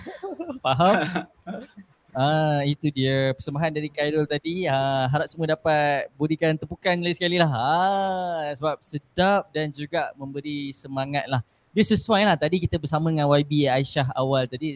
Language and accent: Malay; Sitiawan, Perak, Malaysia; moved away; negeri kelahiran saya ni bangga rindu sangat nak balik ke kampung saya di Setiawan Perak.